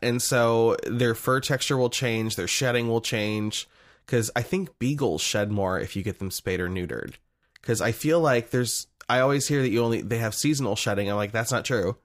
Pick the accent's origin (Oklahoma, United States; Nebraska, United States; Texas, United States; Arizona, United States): Nebraska, United States; born or raised there